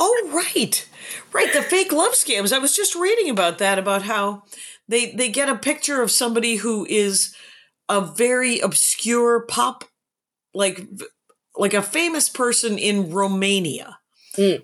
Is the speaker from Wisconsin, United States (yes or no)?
yes; Wisconsin, United States; I am from Wisconsin